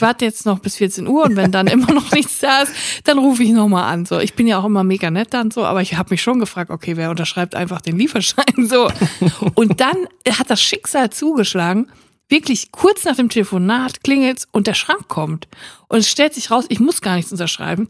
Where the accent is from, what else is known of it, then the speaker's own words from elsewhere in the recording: Siegerland, North Rhine-Westphalia, Germany; now in Cologne, Germany; Ich komm ja auch aus dem Siegerland und da ist so eine ganz verrückte Brotkultur